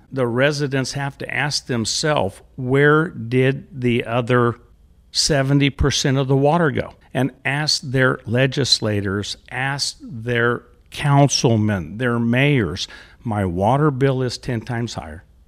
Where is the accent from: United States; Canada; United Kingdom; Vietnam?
United States; Central California; also born or lived in Selma, California; growing up in Central California in the fifties and the sixties